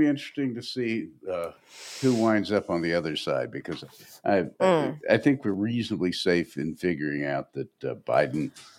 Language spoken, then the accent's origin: English; Nashville, Tennessee, United States; I grew up in Nashville, and I went around the world doing stuff, and then I went back home to Nashville, and Nashville changed a lot just over the course of the 70s